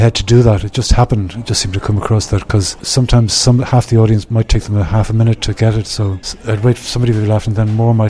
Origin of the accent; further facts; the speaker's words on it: Ireland; moved away; being Irish